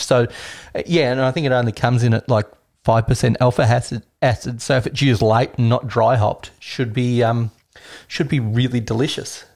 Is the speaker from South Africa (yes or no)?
no; Australia; Me being Australian